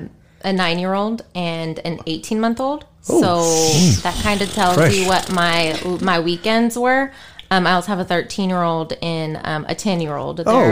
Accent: Grand Prairie, Texas, United States; I'm from Grand Prairie.

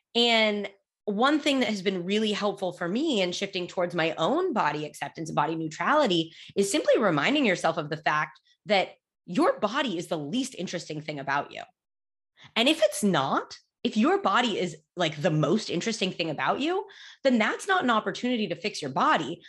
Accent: United States; I was born and raised in the United States

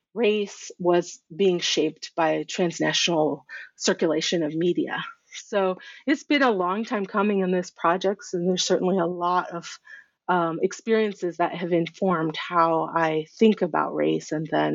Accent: Durham, North Carolina, United States; I grew up in Durham, North Carolina, in a pretty black-white community that was becoming more Latinx. And I think in the context of my family, you know, I grew up as a brown person amongst mostly white people and white friends.

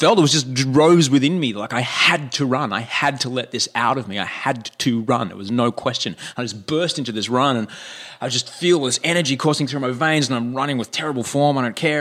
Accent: Brisbane, Queensland, Australia; moved away; my hometown of Brisbane

